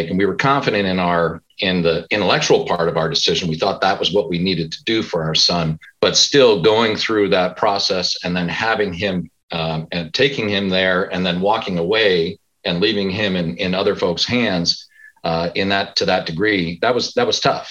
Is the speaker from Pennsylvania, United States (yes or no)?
yes; Pennsylvania, United States; moved away as an adult; also born or lived in California; I'm from Pennsylvania originally, not too far away